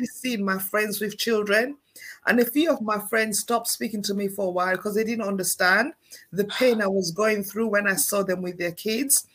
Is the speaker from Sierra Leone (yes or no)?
yes; Sierra Leone; moved away; I grew up back home in Sierra Leone